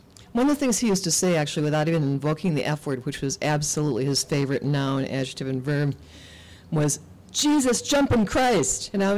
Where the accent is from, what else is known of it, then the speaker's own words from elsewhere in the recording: Lake of the Woods County, Minnesota, United States; moved away as an adult; also born or lived in Mexico City, Mexico; now in St. Paul, United States; I grew up on the Canadian border, Minnesota, and I've lived here since 92, the end of 92. So I'd lived in a lot of other places first, in Mexico City, in my little hamlet up on the border, different places.